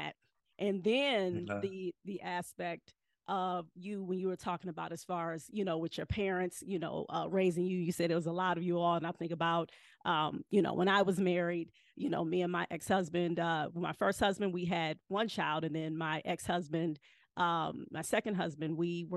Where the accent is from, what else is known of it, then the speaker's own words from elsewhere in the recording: Cleveland, Ohio, United States; I'm from Cleveland.